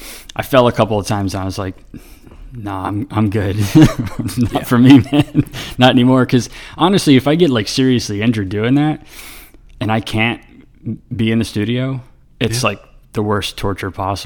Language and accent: English; North Carolina, United States; also born or lived in San Diego / Colorado; now in Richmond, United States; primarily I grew up in North Carolina, but I was born in San Diego, and then I lived in Colorado for a little bit when I was a kid, and then, but primarily I grew up in North Carolina.